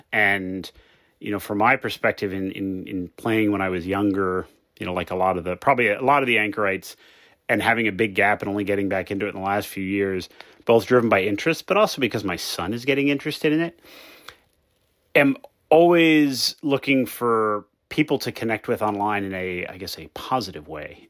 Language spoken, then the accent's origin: English; United States; now in Hawaii, United States; I am American by birth, Italian by blood.